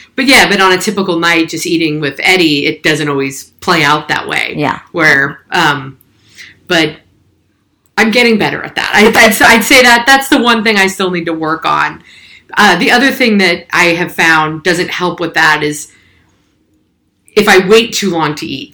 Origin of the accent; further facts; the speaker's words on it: San Francisco Bay Area, California, United States; I'm a Bay Area native. So born and raised in the San Francisco Bay Area